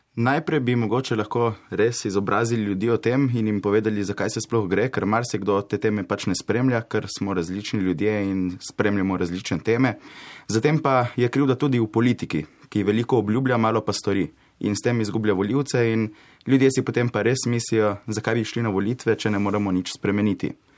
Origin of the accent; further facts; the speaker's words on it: Koper, Coastal–Karst, Slovenia; prihajam iz Kopra, obiskujem gimnazijo Koper